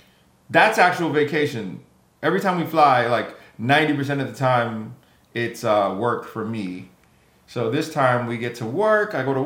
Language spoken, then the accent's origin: English; Jamaica; For those who don't know, I'm Jamaican.